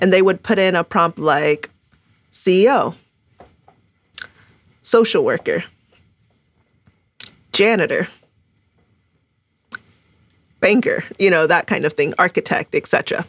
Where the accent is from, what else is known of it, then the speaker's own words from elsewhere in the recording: Ghana; first language Twi; English is a second language; also born or lived in Canada; So I was born in Canada. So I came from the cold weather, but quickly, when I was two, we moved to Ghana. So, you know, I was reminded of who I am. And my first language is Tree, and actually lived with my grandmother in Ghana.